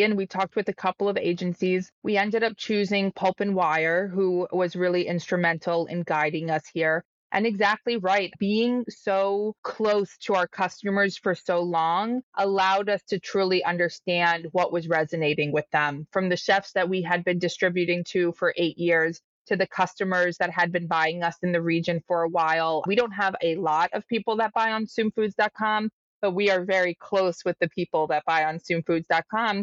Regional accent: Rockville, Maryland, United States; I grew up in Rockville, Maryland

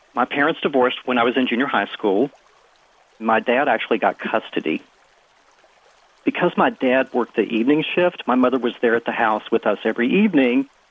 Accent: West Virginia, United States; now in Washington, D.C., United States; I grew up small town in West Virginia blue collar town

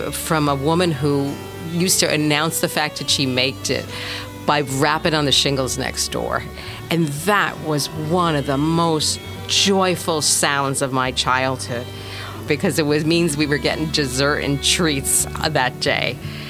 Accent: New York City, New York, United States; also born or lived in Brooklyn; I was born in Brooklyn, raised in Queens, and I'm a lifetime New Yorker.

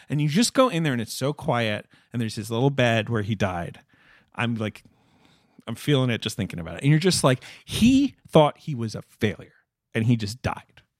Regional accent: London, United Kingdom; moved away; I grew up in North London.

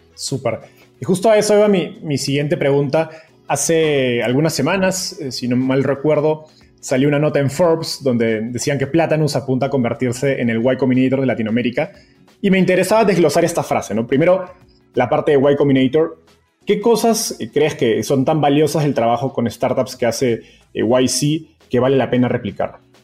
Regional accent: Peru; now in Mexico; siendo peruano

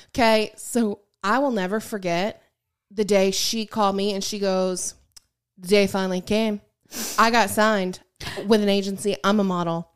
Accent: Michigan, United States; I grew up in Michigan.

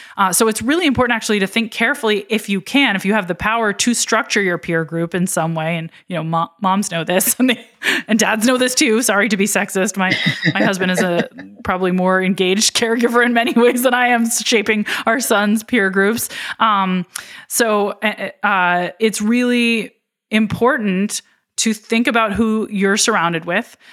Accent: Philadelphia, Pennsylvania, United States; my hometown of Philadelphia

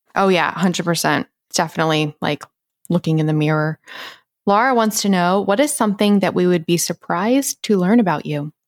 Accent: the South, United States; how I was raised, like Bible Belt Christian South

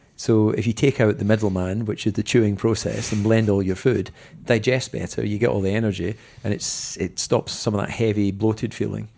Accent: Dumfries, Scotland, United Kingdom; I was born in Dumfries.

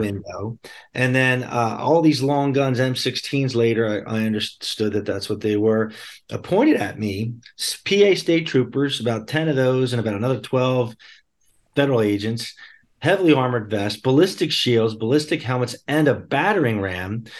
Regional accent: Bucks County, Pennsylvania, United States; I grew up in southeastern Pennsylvania, uh, in Bucks County, P A, just outside of Philadelphia

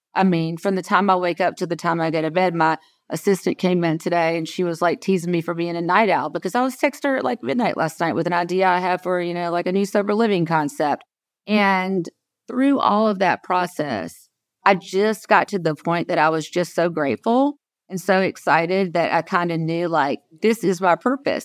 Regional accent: South Georgia, United States; I was born and raised in South Georgia

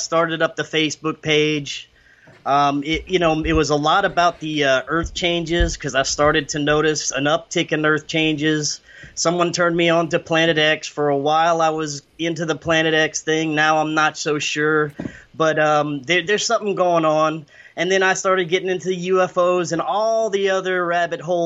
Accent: South Louisiana, United States; I'm from South Louisiana

